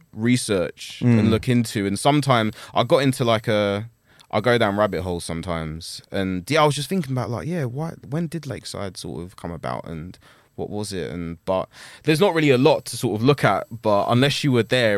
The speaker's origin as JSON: {"language": "English", "town": "Chafford", "region": "East of England", "country": "United Kingdom", "tie": "born or raised there", "also_born_or_lived": "New Cross", "said": "I was born in New Cross, lived there till I was like 3. We were like one of the first families to move into Chafford, like 94, 95."}